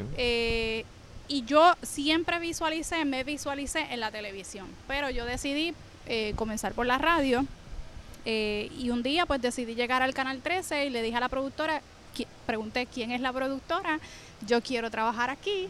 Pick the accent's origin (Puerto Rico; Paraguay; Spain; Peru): Puerto Rico; Naranjito; soy de Naranjito, estudié periodismo en la Universidad de Puerto Rico